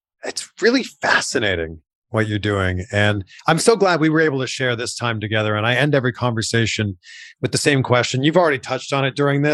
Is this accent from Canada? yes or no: yes; Toronto, Ontario, Canada; also born or lived in Cleveland / Miami; now in Los Angeles, United States; I'm from Toronto originally.